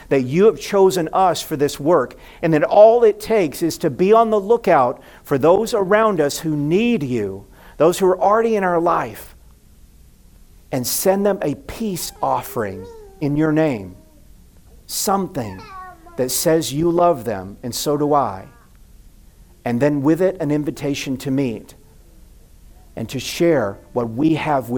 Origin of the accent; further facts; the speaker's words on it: the South, United States; I grew up in the South